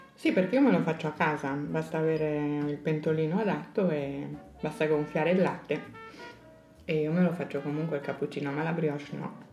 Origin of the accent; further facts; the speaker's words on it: Pordenone, Friuli-Venezia Giulia, Italy; sono di Pordenone e quindi sono molto più a nord.